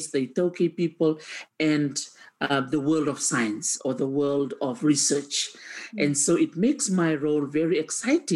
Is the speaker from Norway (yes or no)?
no; Suva, Central Division, Fiji; I was the only one that was born and raised in Suva, the capital of Fiji.